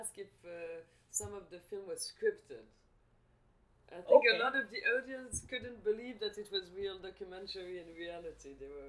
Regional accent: Switzerland; I come from Switzerland.

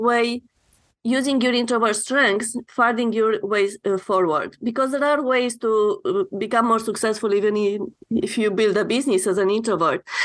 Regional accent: Romania; moved away as an adult; now in Canada; I'm coming from Romania, and when I immigrated to Canada

